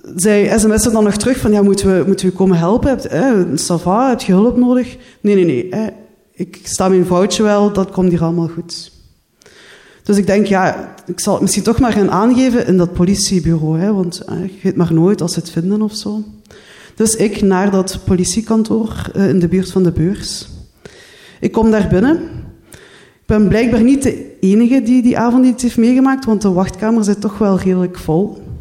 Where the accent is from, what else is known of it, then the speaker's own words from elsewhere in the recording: Limburg, Flanders, Belgium; moved away as an adult; also born or lived in Ghent; now in Brussels, Belgium; Jullie horen het al, ik ben niet afkomstig uit Brussel, ik ben uit Limburg